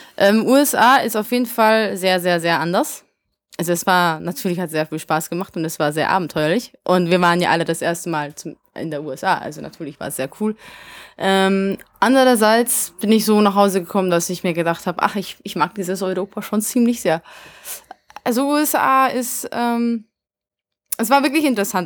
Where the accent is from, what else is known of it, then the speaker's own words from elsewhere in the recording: Vienna, Austria; first language Hungarian; German is a second language; also born or lived in Hungary; ich bin halt in Wien aufgewachsen, deswegen ist mein Ungarisch komisch